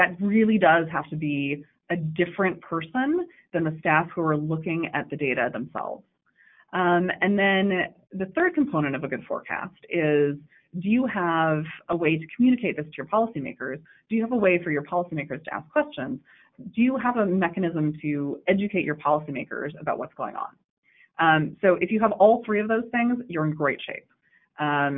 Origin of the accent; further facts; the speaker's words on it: Davis, California, United States; I am from Davis